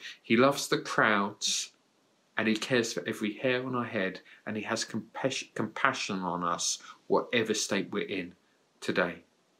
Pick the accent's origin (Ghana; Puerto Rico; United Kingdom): United Kingdom; It was in a county town in the UK. But for years beforehand, it was my hometown.